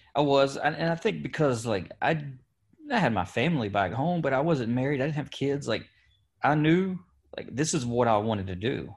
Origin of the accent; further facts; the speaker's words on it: Kentucky, United States; also born or lived in Petersburg, Virginia; my mom moved back here to Kentucky, where, I mean, all my family is, and even my dad's from Kentucky. So this was home for the first, um, probably fifteen years of my life